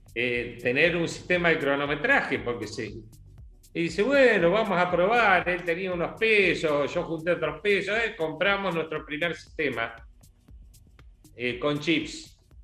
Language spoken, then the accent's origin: Spanish; Coronel Pringles, Buenos Aires Province, Argentina; moved away; also born or lived in Bahía Blanca; mi pueblo, yo soy de Coronel Pringles.